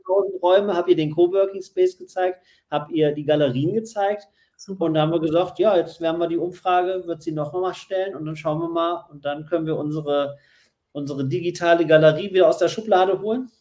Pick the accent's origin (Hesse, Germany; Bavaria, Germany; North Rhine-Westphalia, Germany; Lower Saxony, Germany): North Rhine-Westphalia, Germany; Essen; moved away; also born or lived in Berlin; gebürtig in Essen und dann äh, sehr lang in Berlin lebend